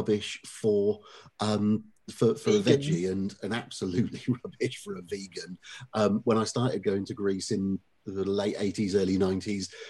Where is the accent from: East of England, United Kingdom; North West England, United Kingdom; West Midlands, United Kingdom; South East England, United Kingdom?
South East England, United Kingdom; Oxford; now in Witney, United Kingdom; I grew up in Oxford itself